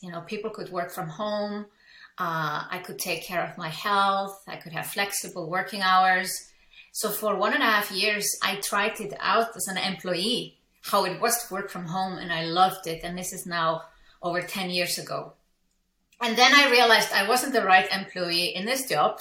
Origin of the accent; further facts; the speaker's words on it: Iceland; English is a second language; moved away as an adult; now in Switzerland; I'm from Iceland, I live in Switzerland.